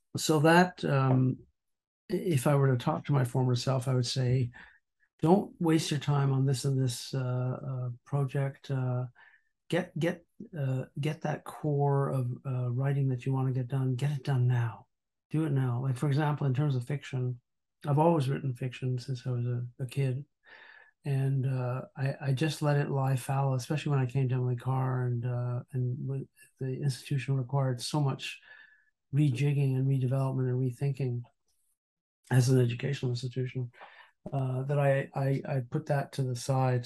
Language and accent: English; Montreal, Quebec, Canada; I grew up in Montreal